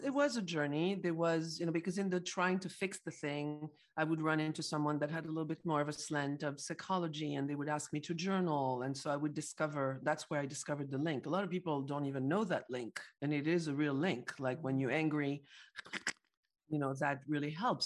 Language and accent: English; Paris, Île-de-France, France; I'm from Paris, France